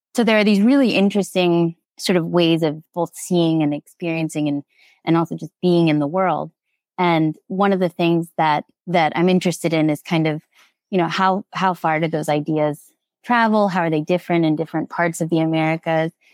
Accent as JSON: {"language": "English", "region": "Nevada", "country": "United States", "also_born_or_lived": "Alpena, Michigan", "moved": "as an adult", "said": "I'm originally from Nevada"}